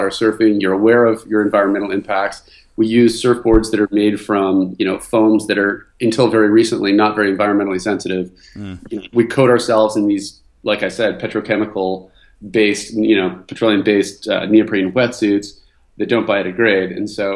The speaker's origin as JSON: {"language": "English", "town": "Vancouver", "region": "British Columbia", "country": "Canada", "tie": "born or raised there", "moved": "as an adult", "lives_now": "California, United States", "said": "I was originally from Vancouver, Canada"}